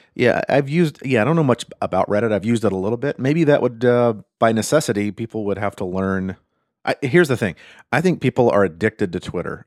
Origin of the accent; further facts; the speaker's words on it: United States; I'm American